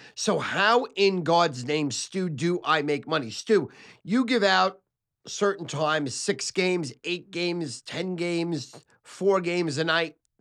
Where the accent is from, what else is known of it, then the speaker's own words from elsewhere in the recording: New York City, New York, United States; also born or lived in Sheepshead Bay, Brooklyn; I was born in Manhattan Beach, Brooklyn